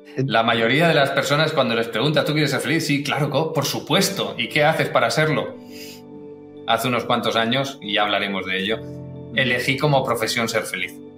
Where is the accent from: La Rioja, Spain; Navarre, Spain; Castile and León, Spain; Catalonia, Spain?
Catalonia, Spain; Barcelona; also born or lived in Galicia; yo nací en Galicia, pero ya siendo muy pequeñito, ya tenía menos de un año cuando mis padres emigraron y, fueron para Barcelona